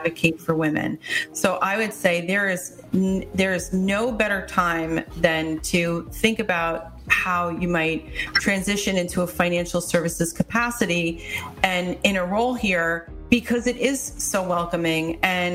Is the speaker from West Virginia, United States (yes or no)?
no; New York City, New York, United States; moved away; I was born in New York City